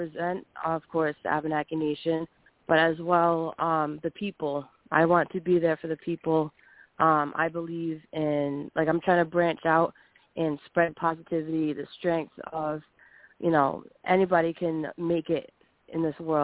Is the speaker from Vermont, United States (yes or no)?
no; Rhode Island, United States; I am actually from Rhode Island, from the East Coast